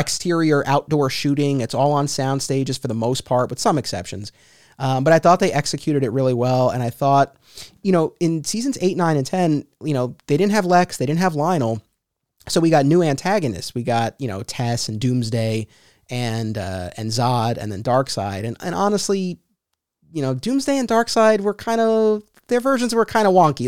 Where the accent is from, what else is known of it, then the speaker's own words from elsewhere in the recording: Hartsdale, New York, United States; I grew up in Hartsdale, and that's where I was still living at the time